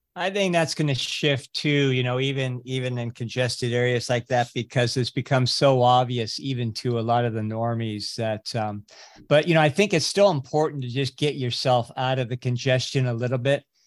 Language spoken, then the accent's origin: English; California, United States; also born or lived in Fiji; I grew up in California.